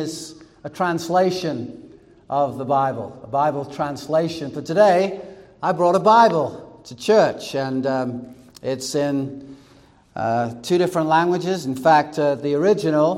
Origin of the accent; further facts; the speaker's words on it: England, United Kingdom; moved away; growing up in England, I learned German in high school.